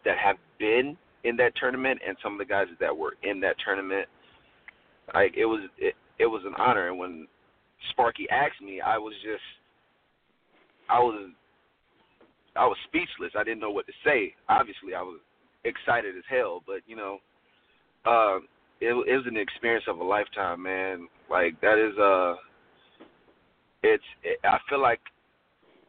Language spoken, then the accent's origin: English; Florida, United States; moved away; I'm from Florida